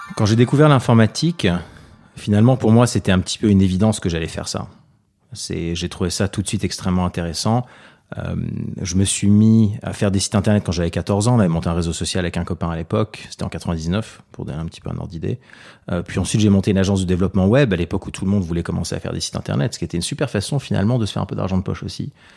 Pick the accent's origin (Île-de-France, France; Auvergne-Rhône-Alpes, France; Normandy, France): Île-de-France, France; Paris; Je suis né à Paris en 85, j'ai 33 ans aujourd'hui. Euh, mes parents sont d'origine libanaise, ils sont venus en France pendant la guerre